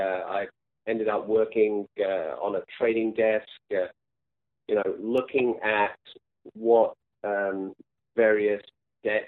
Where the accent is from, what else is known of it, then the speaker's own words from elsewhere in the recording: England, United Kingdom; moved away; also born or lived in France / Italy; I grew up in England, went to school there